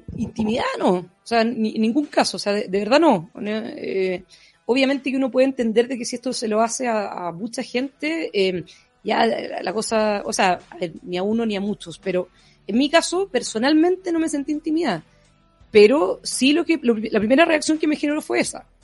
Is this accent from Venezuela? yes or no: no; Chile; como chilenos